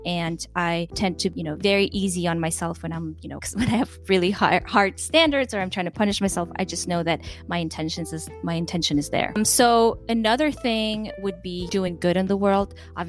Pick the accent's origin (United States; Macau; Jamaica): Macau; also born or lived in Kyrgyzstan; My background, you know, I'm from Kyrgyzstan. I grew up in Macau here. My husband's Mexican.